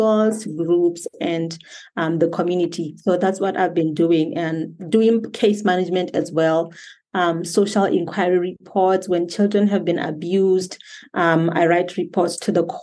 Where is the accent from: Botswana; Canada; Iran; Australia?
Botswana; I am from Botswana, born and raised.